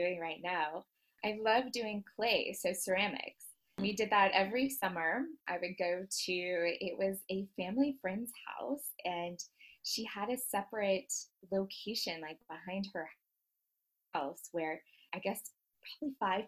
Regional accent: Dallas, Texas, United States; now in Versailles, France; I am originally from Dallas, Texas. I actually am currently living in Versailles, France

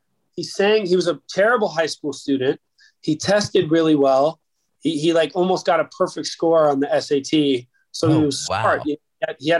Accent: Fort Myers, Florida, United States; also born or lived in Key West, Florida; I was raised in Fort Myers, Florida. I was born in Key West, Florida.

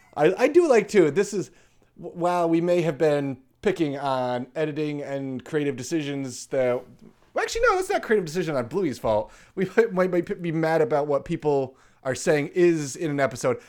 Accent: United States; I'm from America

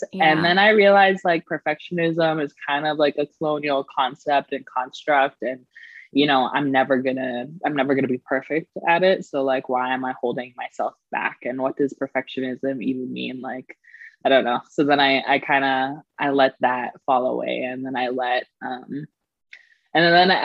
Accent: Medicine Hat, Alberta, Canada; moved away as an adult; now in Vancouver, Canada; I was born and raised in Medicine Hat, Alberta

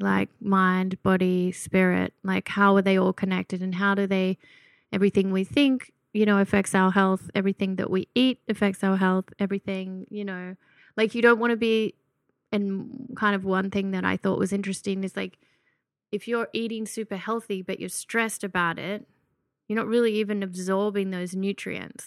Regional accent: Gunnedah, New South Wales, Australia; moved away; I was born and raised in a little country town called Gunnedah

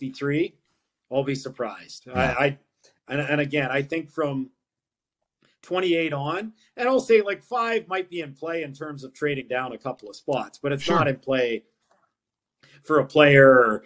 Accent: St. Albert, Alberta, Canada; I grew up in St. Albert.

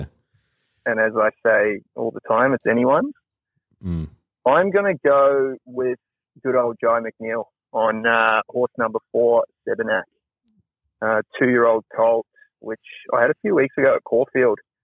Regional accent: New Zealand; being a Kiwi myself

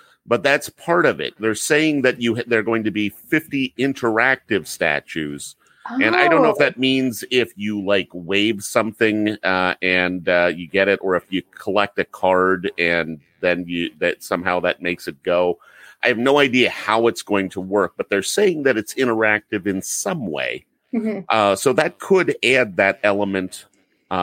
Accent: Cincinnati, Ohio, United States; I live in Cincinnati. And it happened here in my hometown

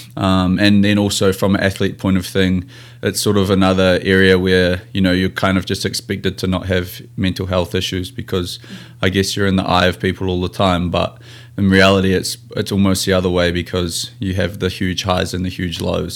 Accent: New Zealand; moved away as an adult; now in Seattle, United States; I'm a Kiwi rugby player playing here in America for the Seattle team

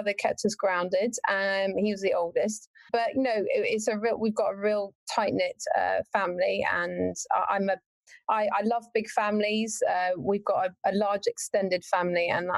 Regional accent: Warwickshire, West Midlands, United Kingdom; I'm actually from Warwickshire in the UK. So right in the middle of the UK, that's where I'm from. The furthest point from any beach. And yeah, grew up there

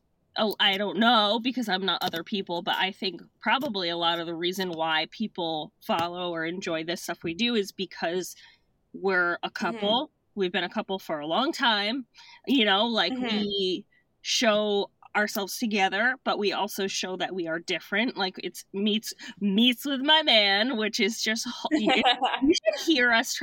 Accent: Madison, Connecticut, United States; also born or lived in Clinton, Connecticut; I'm from Clinton, Madison, Connecticut

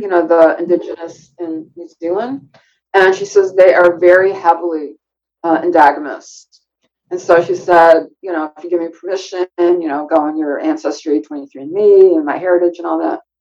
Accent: Chicago, Illinois, United States; when I was growing up in Chicago, my I went to Chicago Public School

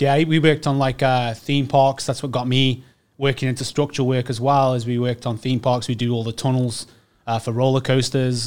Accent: Staffordshire, West Midlands, United Kingdom; moved away as an adult; now in Canada; I'm English, uh, born and bred. Most of the time, you know, I um, from really, uh, the Midlands, yep. Staffordshire

